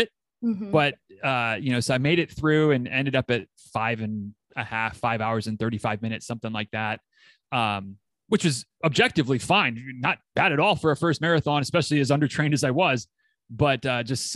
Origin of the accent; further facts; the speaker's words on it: Michigan, United States; moved away as an adult; also born or lived in Tennessee; now in Florida, United States; my Michigan roots, I grew up in Michigan